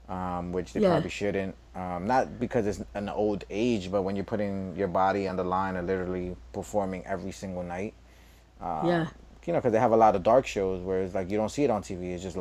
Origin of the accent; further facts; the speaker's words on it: New York City, New York, United States; me growing up in East New York